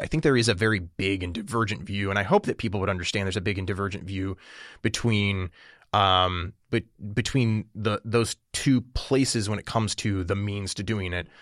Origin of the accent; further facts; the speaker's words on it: Illinois, United States; Illinois, you know, my home state